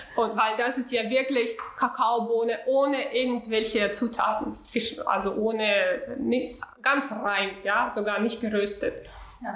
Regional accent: Urals, Russia; German is a second language; moved away as an adult; now in Hamburg, Germany; ich bin in Russland, äh, in äh, ganz kleine Provinz, ganz kleine Stadt geboren, in Ural, das ist in der Nähe von Sibirien

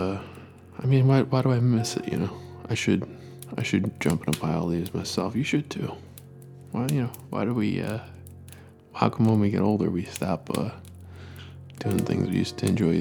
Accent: East Coast, United States; I grew up on the East Coast

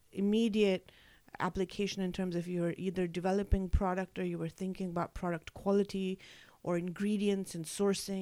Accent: Mumbai, Maharashtra, India; moved away; I was born and raised in Mumbai in India

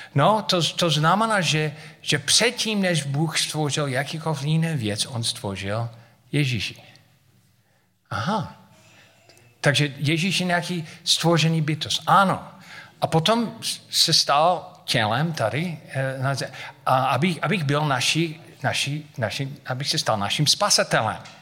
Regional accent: United States; Czech is a second language; moved away as an adult; now in Havířov, Czech Republic; Já jsem říkal, z Ameriky

